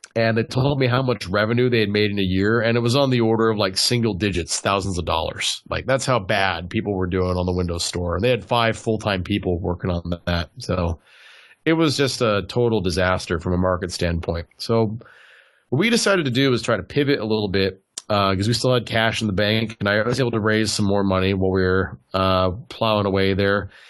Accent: Southern California, United States; also born or lived in Tennessee; I'm from Southern California originally

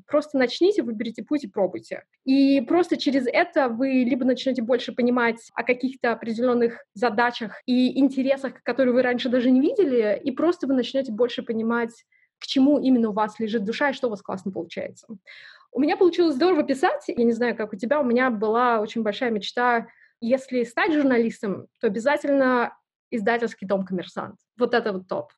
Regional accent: Sayanogorsk, Khakassia, Russia; moved away; Родилась я в очень маленьком городе, называется он Саиногорск

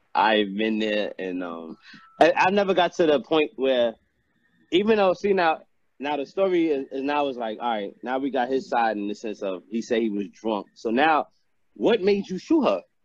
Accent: New York, United States; I'm from New York

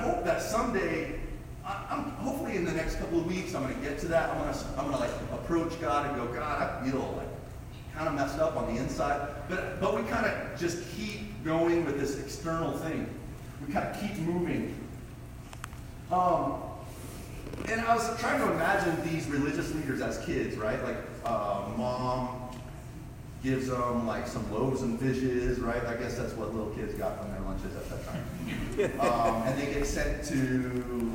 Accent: Colorado, United States; I was a long distance runner in high school, and I'm from Colorado, and in Colorado I ran 15 minutes and 34 seconds for 5K when I was 17

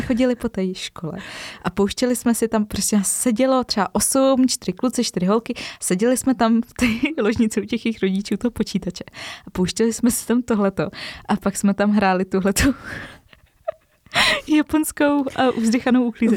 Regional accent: Czechia; my Češi

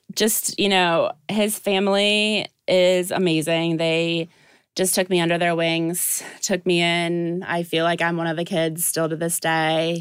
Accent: Dubuque, Iowa, United States; now in Ohio, United States; I am originally from Dubuque, Iowa

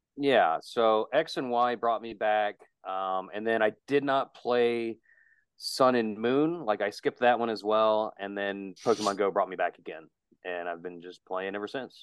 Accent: West Virginia, United States; I'm from West Virginia.

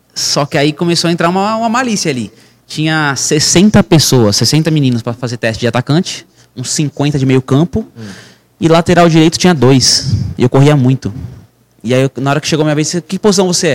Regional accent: São Paulo, Brazil; also born or lived in Mairiporã; nasci em Mariporã. Aí me criei aqui em São Paulo desde pequeno.

